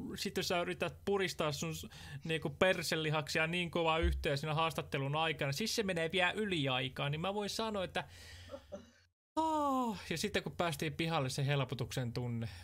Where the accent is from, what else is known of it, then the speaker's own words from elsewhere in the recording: Tampere, Pirkanmaa, Finland; Mä oon kasvanut Tesomalla ristimäessä tarkalleen ottaen